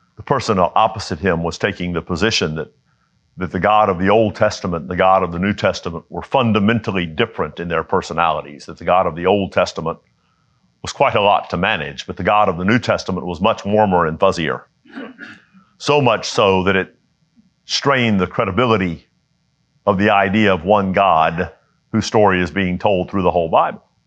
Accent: United States; I was born in the United States

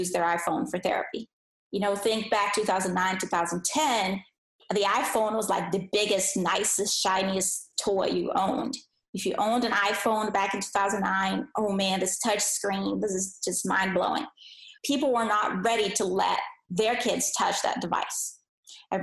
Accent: Brazil; English is a second language; moved away as an adult; also born or lived in Philadelphia; I was born in Brazil, and that's where I grew up. So I was there for 21 years of my life, and I didn't speak any English.

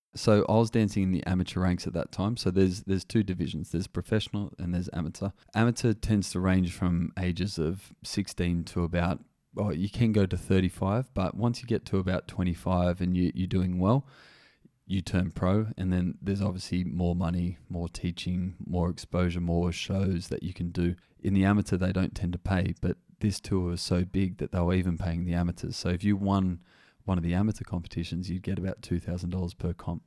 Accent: Wagga Wagga, New South Wales, Australia; Growing up in Wagga Wagga, I wasn't really exposed to much diversity

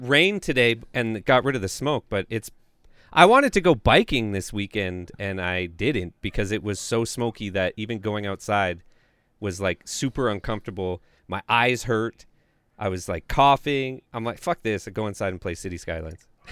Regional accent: Canada

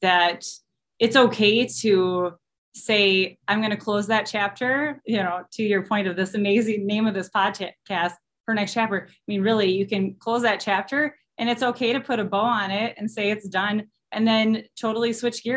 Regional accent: Austin, Minnesota, United States; moved away as an adult; also born or lived in Eau Claire, Wisconsin; I'm originally from Austin, Minnesota

